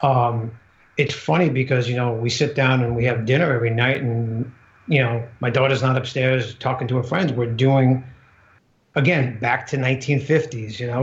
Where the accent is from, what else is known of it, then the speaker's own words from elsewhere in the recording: New York, United States; I come from New York